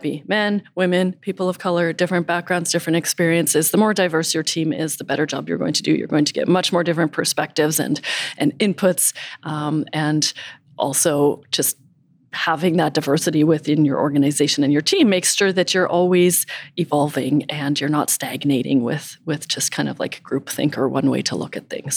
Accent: Calgary, Alberta, Canada; moved away as an adult; also born or lived in San Diego; born and raised in Calgary

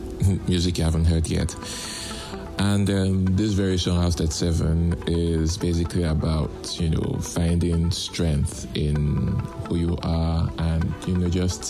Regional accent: Lagos, Nigeria; I'm a musician from Lagos, Nigeria.

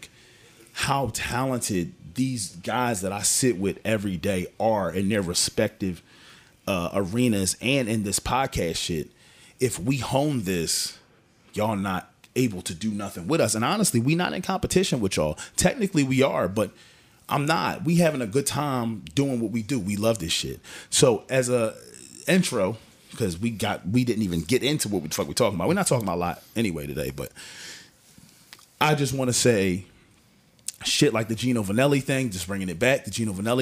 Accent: United States; I am an American

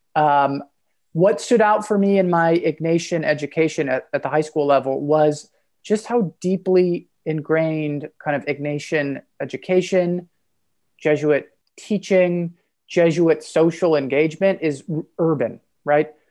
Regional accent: Chicago, Illinois, United States; Chicago, my hometown

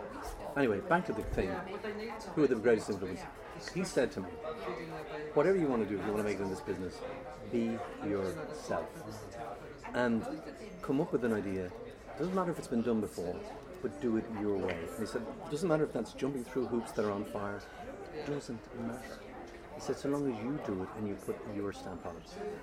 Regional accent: Dublin, Leinster, Ireland; I was from Donnybrook originally.

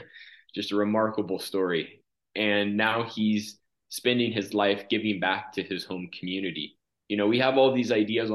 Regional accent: California, United States; moved away as an adult; now in Egypt; I grew up in California

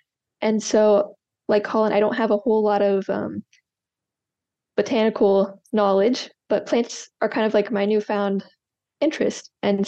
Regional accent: Charleston, South Carolina, United States; moved away as an adult; now in Ohio, United States; I was actually born and raised in Charleston, South Carolina. But the last few years I've been living in Ohio.

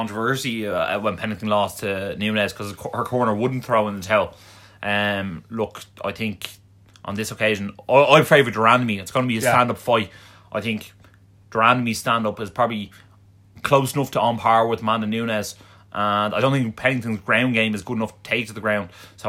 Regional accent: Ireland; But in fairness, we're Irish, so what do you expect?

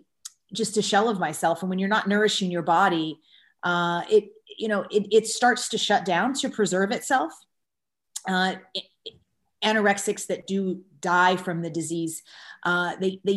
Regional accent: Kentucky, United States; I grew up in the South in the United States in Kentucky

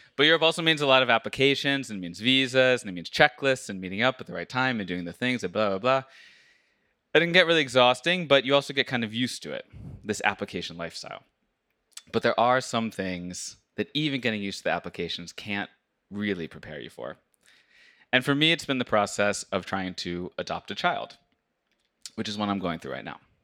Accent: United States; moved away as an adult; now in Norway; I, as an American

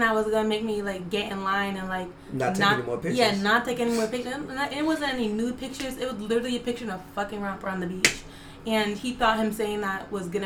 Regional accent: Connecticut, United States; also born or lived in Jamaica; I am from Connecticut, so I'm from the East Coast.

